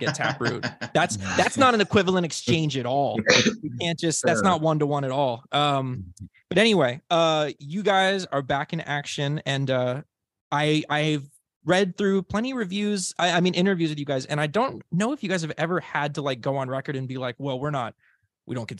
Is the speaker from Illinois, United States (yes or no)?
yes; Chicago, Illinois, United States; I grew up in the Chicagoland area.